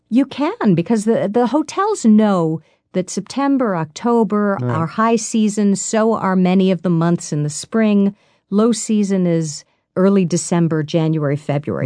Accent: New York City, New York, United States; I'm a native New Yorker. I was born in New York. I've lived here my whole life

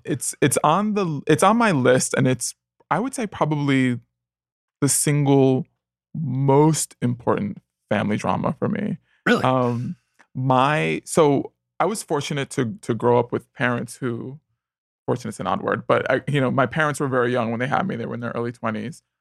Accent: New York City, New York, United States; moved away as an adult; now in Los Angeles, United States; I grew up in the Bronx in the '80s

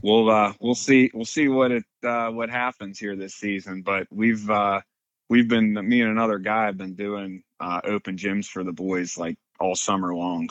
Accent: Western Pennsylvania, United States; grew up in Western Pennsylvania. Been out in this area my whole life

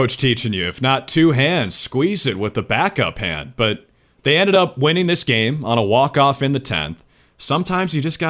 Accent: Minnesota, United States; moved away; I grew up in Minnesota.

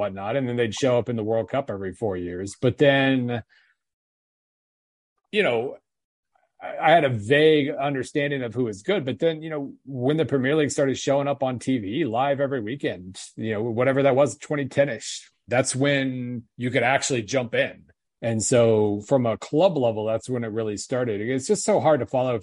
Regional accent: United States; I'm American

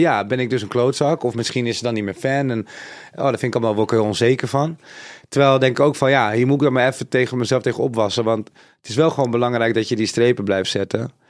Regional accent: Suriname; Ik ben zelf Zuid-Amerikaans, ik kom van Suriname, dat ligt in Zuid-Amerika.

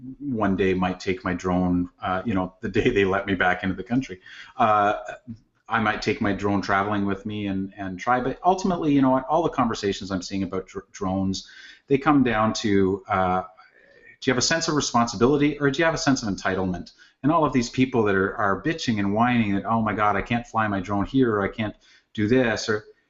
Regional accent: Canada; Just because, you know, as a Canadian, you know, you mentioned gun control, and I'm like, I have no problem with gun control. We have gun control.

